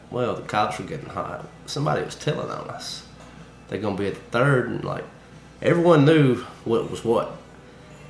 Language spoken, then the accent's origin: English; Alabama, United States; Alabama Saturday night when we was in high school